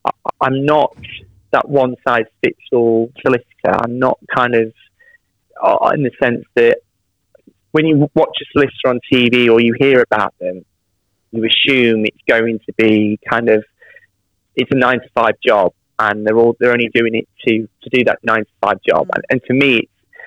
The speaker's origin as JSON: {"language": "English", "town": "Derby", "region": "East Midlands", "country": "United Kingdom", "tie": "born or raised there", "moved": "as an adult", "lives_now": "West Midlands, United Kingdom", "said": "So I'm from Derby originally. I moved to the West Midlands about 6-7 years ago. But yeah, Derby born and raised."}